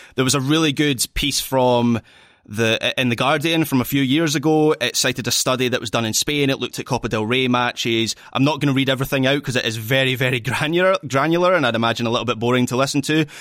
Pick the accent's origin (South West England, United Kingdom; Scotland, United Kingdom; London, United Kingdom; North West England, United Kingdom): Scotland, United Kingdom; I'm still Scottish